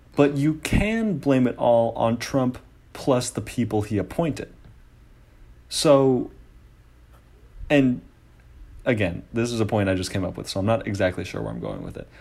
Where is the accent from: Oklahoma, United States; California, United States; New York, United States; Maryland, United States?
California, United States; Oakland; I'm from Oakland, California